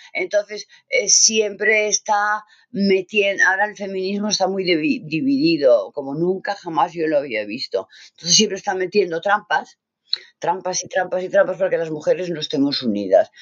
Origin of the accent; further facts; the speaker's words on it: Catalonia, Spain; also born or lived in Navarre; yo soy catalana